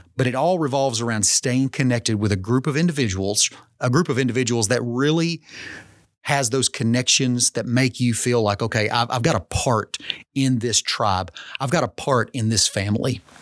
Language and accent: English; Arkansas, United States; as all Arkansans